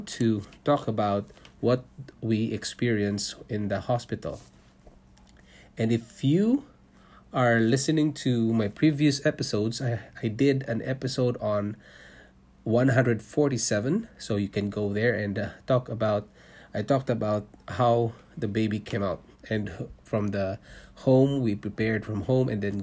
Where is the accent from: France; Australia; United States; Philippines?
Philippines; moved away as an adult; also born or lived in Singapore; now in Canada; I was born in Philippines. I'm a Filipino and I worked in Singapore for 5 years, leaving my family behind in Philippines.